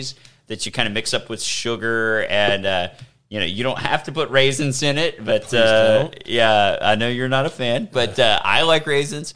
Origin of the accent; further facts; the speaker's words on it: Alabama, United States; now in Texas, United States; I grew up in the South, the real South, you know, like Alabama